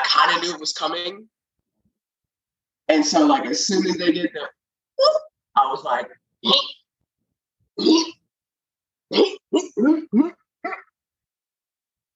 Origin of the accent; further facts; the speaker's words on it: Kansas City, United States; moved away; I'm from Kansas City